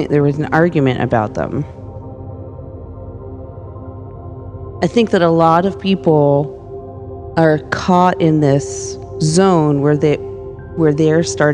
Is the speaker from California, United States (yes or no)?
yes; Los Angeles, California, United States; I was growing up in Hollywood